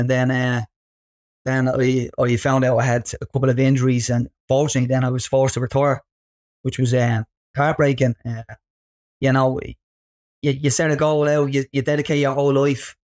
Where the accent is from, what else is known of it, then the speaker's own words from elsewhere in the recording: Dublin, Leinster, Ireland; growing up in Ballymun.